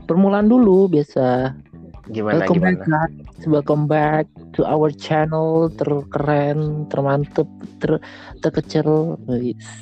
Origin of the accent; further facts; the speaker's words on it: Surabaya, East Java, Indonesia; now in Jakarta, Indonesia; Pulang kampung. Iya pulang kampung gua. Takut gua di Jakarta ngeri banyak ini covid